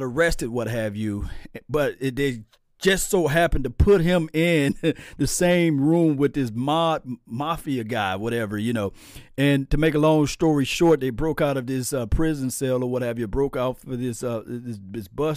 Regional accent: Mississippi, United States; now in Dallas area, United States; I'm from Mississippi.

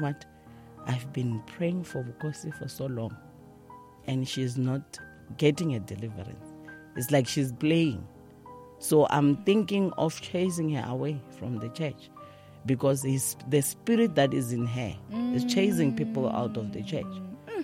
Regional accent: Soweto, Gauteng, South Africa; I'm from Dobsonville, Soweto.

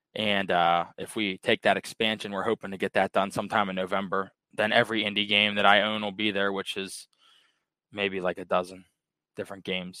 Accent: Pittsburgh, Pennsylvania, United States; I'm actually from Pittsburgh, Pennsylvania

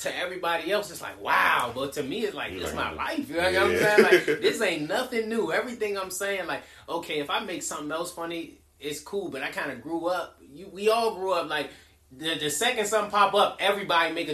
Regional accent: Upper Marlboro, Maryland, United States; also born or lived in Forestville, Maryland; I'm from PG

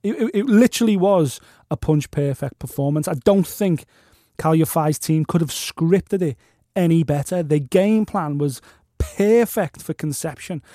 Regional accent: Liverpool, North West England, United Kingdom; I'm from Liverpool

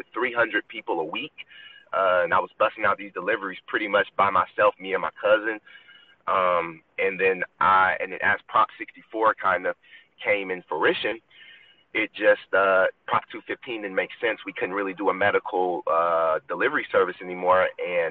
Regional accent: Decatur, Georgia, United States; moved away as an adult; also born or lived in Tuskegee, Alabama; I'm from Decatur, Georgia.

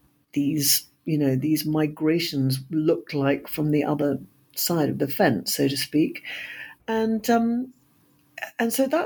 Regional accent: United Kingdom; I am a British historian and novelist

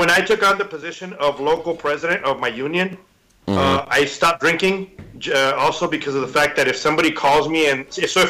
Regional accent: Mexico; I grew up drinking water in Mexican puddles. I'm pretty immune to a lot

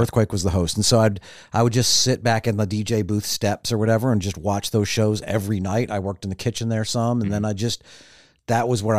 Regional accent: Long Island, New York, United States; born there; also born or lived in Illinois; I was born on Long Island, and then divorced.

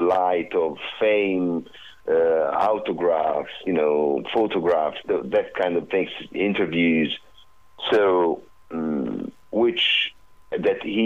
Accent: Apulia, Italy; I'm originally from Puglia, which is like southeastern Italy

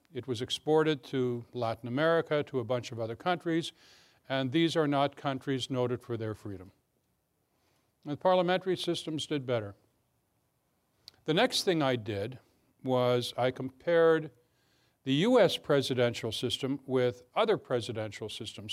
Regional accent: Canada; now in Alexandria, United States; I'm, I'm Canadian as well as American.

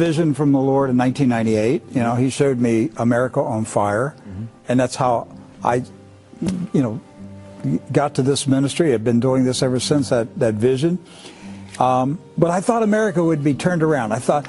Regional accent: United States; as an American

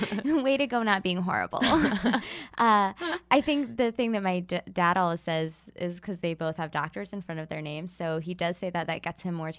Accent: Ohio, United States; Yeah, I grew up in Ohio.

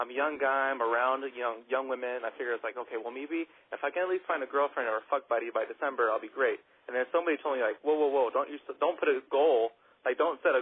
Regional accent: Texas, United States; I'm from Texas

